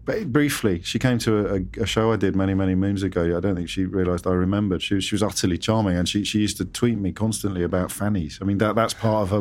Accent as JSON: {"language": "English", "region": "England", "country": "United Kingdom", "said": "I, I'm English. I'm British"}